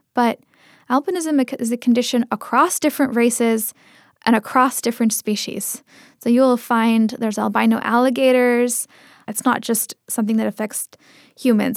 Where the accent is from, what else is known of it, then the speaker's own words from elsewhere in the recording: Seattle, Washington, United States; first language Tamil; English is a second language; I grew up in the Seattle area